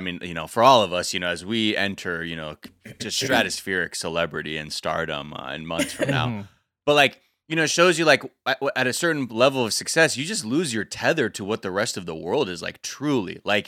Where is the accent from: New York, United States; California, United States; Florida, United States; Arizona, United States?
California, United States; North Hollywood; the florist I grew up going to in North Hollywood